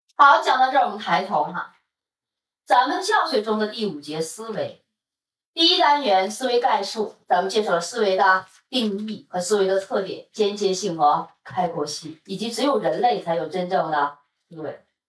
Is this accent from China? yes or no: yes; Northeast China, China; moved away; also born or lived in Beijing; 因为我是东北人哈，这边的满族的同学哈，包括在北京我认识的所有的